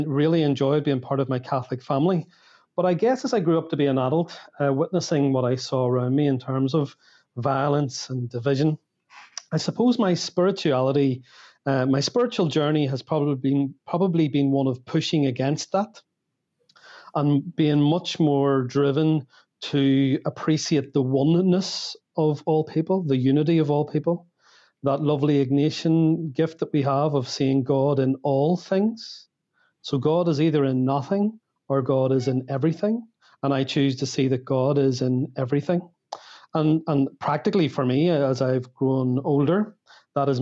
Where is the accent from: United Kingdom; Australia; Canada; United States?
United Kingdom; Northern Ireland; the Northern Ireland experience has not always been good or pleasant to grow up